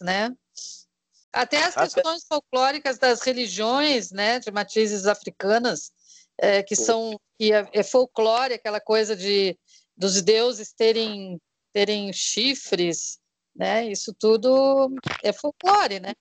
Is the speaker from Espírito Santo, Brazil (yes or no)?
no; Rio Grande do Sul, Brazil; moved away as an adult; also born or lived in Curitiba; eu vivi 15 anos em Curitiba, sou gaúcha, mas faz 20 anos que eu saí do Rio Grande do Sul